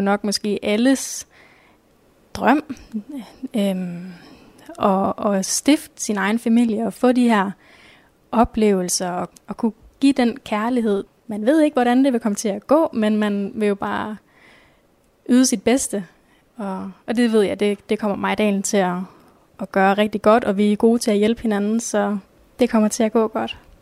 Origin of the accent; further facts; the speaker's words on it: Nørre Omme / near Ringkøbing Fjord, Central Denmark Region, Denmark; moved away as an adult; now in Skjern, Denmark; Jeg kommer oprindeligt fra Nørreborg, som ligger ved, ved Ringkøbing Fjord